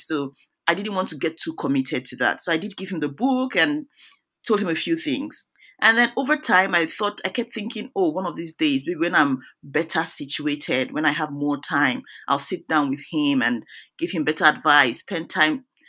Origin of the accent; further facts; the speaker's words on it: Nigeria; moved away as an adult; now in United States; I'm originally, I'm from Nigeria